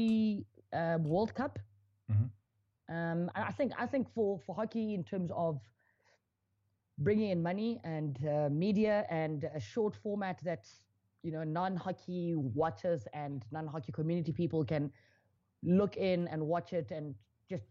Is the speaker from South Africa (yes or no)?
yes; South Africa; I am a South African ex-national player.